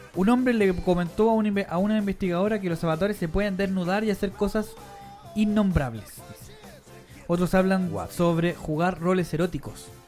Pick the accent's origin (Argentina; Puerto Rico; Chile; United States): Chile; San Miguel, Santiago Metropolitan Region; nosotros hemos dicho que somos de San Miguel